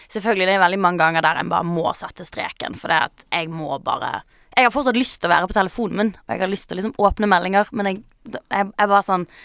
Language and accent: Norwegian; Bergen, Vestland, Norway; Det er greit jeg er fra Bergen, ja.